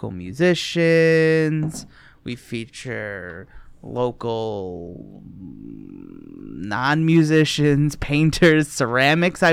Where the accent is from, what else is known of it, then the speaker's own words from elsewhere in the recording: Redford, Michigan, United States; when I grew up in Redford too